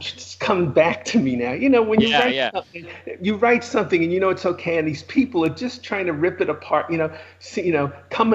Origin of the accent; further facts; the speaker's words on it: New York City, New York, United States; accent: New York; moved away as an adult; also born or lived in Los Angeles / San Francisco; you can hear from my accent I'm a New Yorker originally.